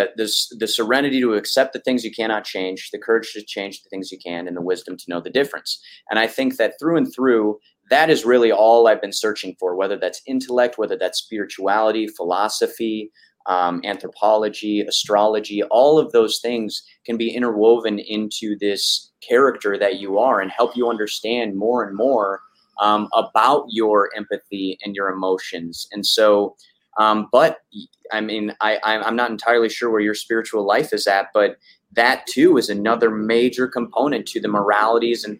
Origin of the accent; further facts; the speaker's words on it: Sioux Falls, South Dakota, United States; I grew up in Sioux Falls, South Dakota.